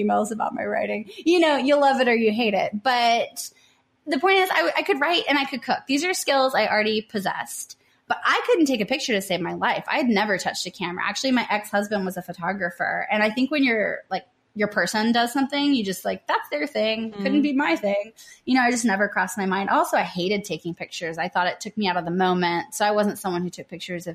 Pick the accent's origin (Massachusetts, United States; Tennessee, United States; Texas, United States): Tennessee, United States; also born or lived in New Orleans / San Diego; I'm from Tennessee.